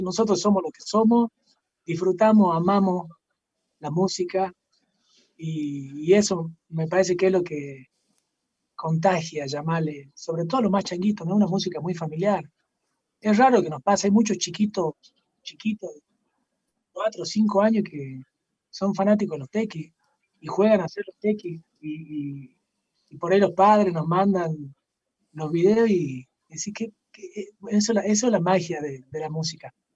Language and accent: Spanish; Jujuy, Argentina; Somos, somos jujeños, como decía hace rato, amamos el lugar donde hemos nacido